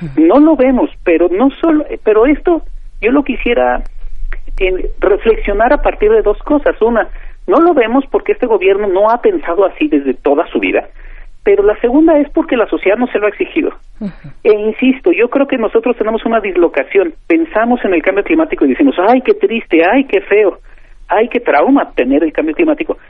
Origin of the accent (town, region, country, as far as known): Mexico